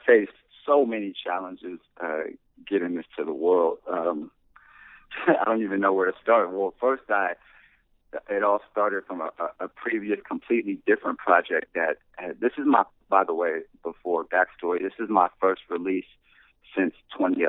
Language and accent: English; Anaheim, California, United States; also born or lived in South Bay, Los Angeles, California; moved to Orange County and I uh, really grew up in Orange County, Anaheim, California